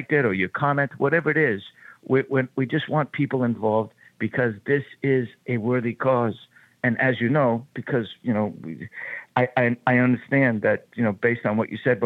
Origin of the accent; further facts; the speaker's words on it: Boston, Massachusetts, United States; So Southie is the neighborhood in which I grew up in Boston